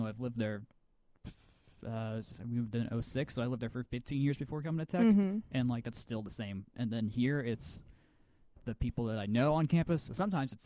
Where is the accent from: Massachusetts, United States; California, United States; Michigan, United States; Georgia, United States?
Georgia, United States; Atlanta; I grew up in Avondale, in East Atlanta